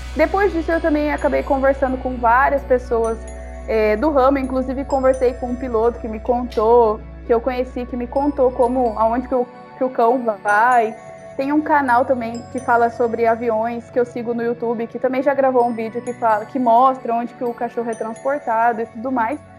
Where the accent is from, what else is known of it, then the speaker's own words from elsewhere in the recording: Cuiabá, Mato Grosso, Brazil; a gente é de Cuiabá